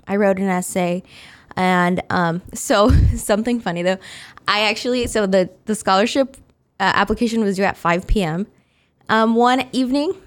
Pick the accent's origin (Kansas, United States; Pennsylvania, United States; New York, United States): Kansas, United States; Wichita; I was raised in Wichita. I've been here since I was six months old.